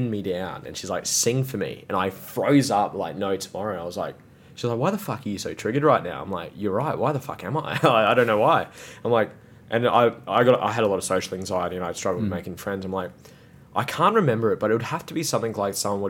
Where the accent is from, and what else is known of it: Gold Coast, Queensland, Australia; born or raised there